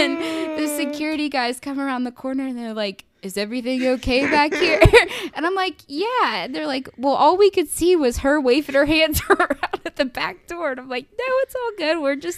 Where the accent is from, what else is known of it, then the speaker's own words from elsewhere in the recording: Oakland, Maryland, United States; Oakland, my hometown